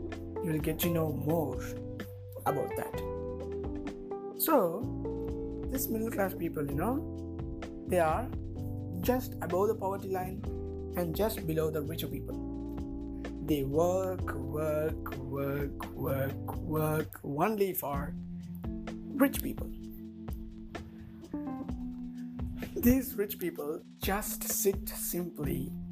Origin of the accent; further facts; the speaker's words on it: Tamil Nadu, India; I am from Tamil Nadu